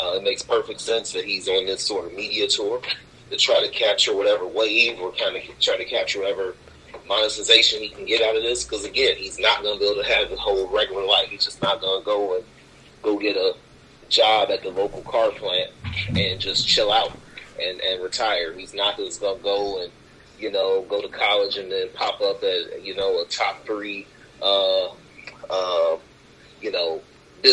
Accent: Cleveland, Ohio, United States; we grew up in Cleveland

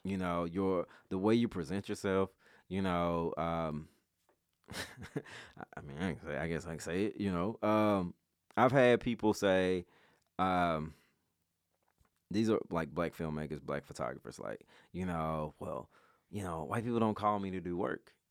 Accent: Memphis, Tennessee, United States; I grew up in Westwood

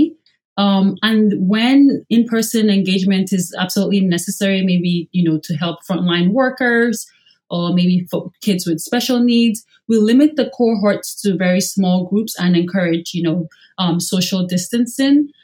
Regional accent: Nigeria; moved away; growing up in Nigeria

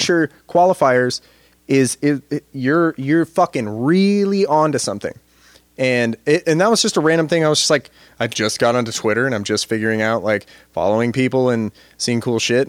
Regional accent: United States; thinking of myself as an American

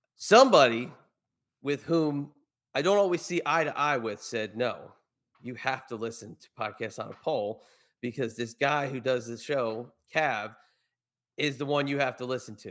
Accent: New York, United States; growing up in New York

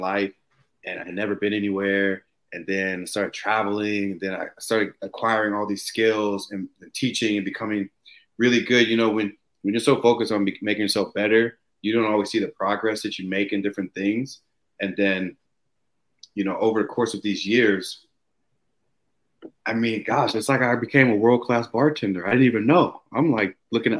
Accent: Herndon, Virginia, United States; moved away as an adult; also born or lived in Bar Harbor, Maine; now in Norway; I grew up in Herndon, Virginia, but I never really had been in the Northeast

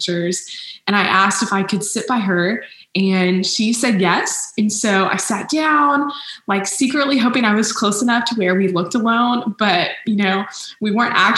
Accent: Arlington, Texas, United States; also born or lived in Waco, Texas; I grew up in Arlington, Texas, and then I moved to Waco a few years ago for college at Baylor

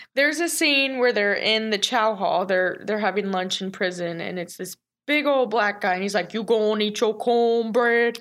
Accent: The Colony, Texas, United States; born and raised in Texas, grew up in the colony

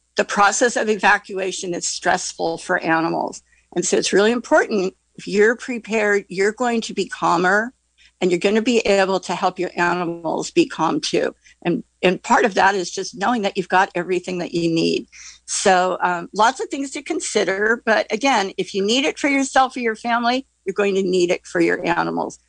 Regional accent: Central Sierras, California, United States; now in Glen Ellen, United States; I grew up in the Central Sierras

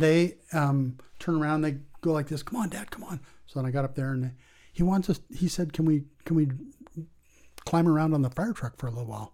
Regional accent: La Jolla, California, United States; moved away as an adult; also born or lived in Guatemala; I grew up in La Jolla, California. That's where I went to high

